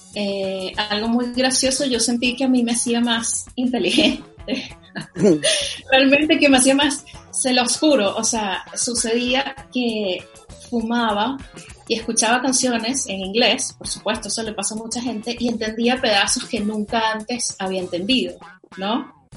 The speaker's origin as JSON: {"language": "Spanish", "town": "Caracas", "region": "Capital District", "country": "Venezuela", "tie": "born or raised there", "said": "yo soy de Venezuela. Yo nací y crecí en Caracas"}